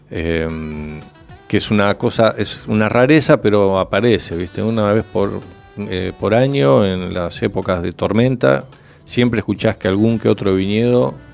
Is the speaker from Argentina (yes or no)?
yes; Buenos Aires, Argentina; Uno, yo vengo de Buenos Aires, entonces tenés, sos más dinámico en tomar decisiones